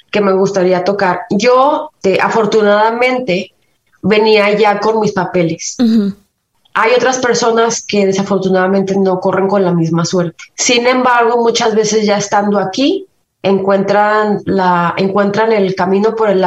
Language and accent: Spanish; Mexico; now in Canada; Aprendí buen inglés desde México y mi acento lo traigo de allá.